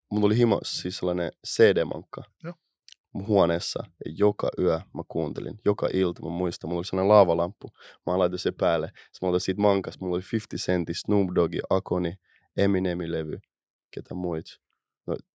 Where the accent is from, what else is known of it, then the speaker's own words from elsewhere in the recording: Helsinki, Uusimaa, Finland; Mistä Ää, Itä-Helsingissä. Itästä.